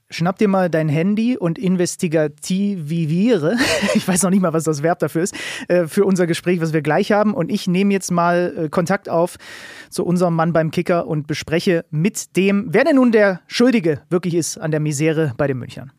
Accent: Saxony, Germany; für den gebürtigen Sachsen

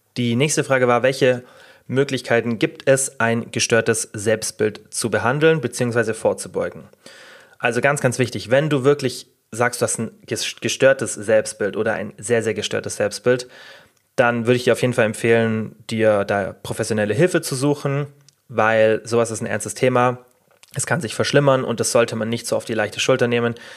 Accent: Germany; bei uns in Deutschland

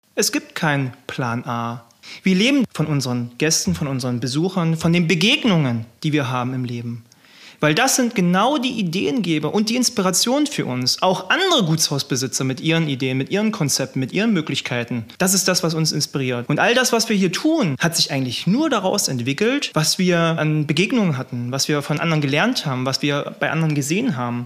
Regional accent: Wolfen, Saxony-Anhalt, Germany; now in Pöthen, Germany; ich komme ursprünglich aus äh, Wolfen bei Bitterfeld

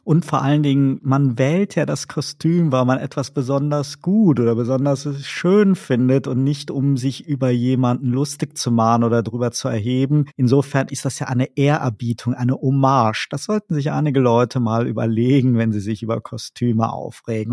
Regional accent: Rhineland, Germany; moved away; in die alte Heimat, das Rheinland

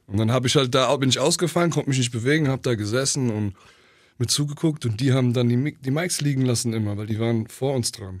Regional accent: Oberursel, Hesse, Germany; dort, wo ich war, das war so idyllisch. Mhm. Dort in Oberursel, wo ich war.

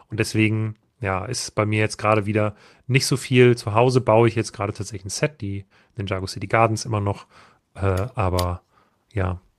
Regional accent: Saxony, Germany; Ich bin Erzgebirgler und kann sagen, es dreht sich richtig rum.

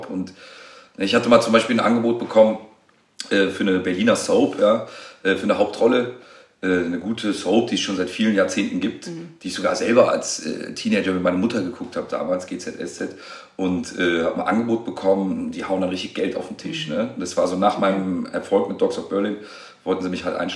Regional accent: Tunisia; Aber er ist Marokkaner und ich bin Tunesier.

